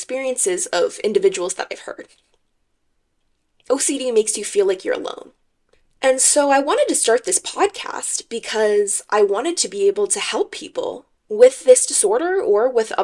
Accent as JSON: {"language": "English", "area": "Bay Area", "region": "California", "country": "United States", "said": "I am from California. I'm a Cali girl through and through, and I'm from the Bay Area specifically"}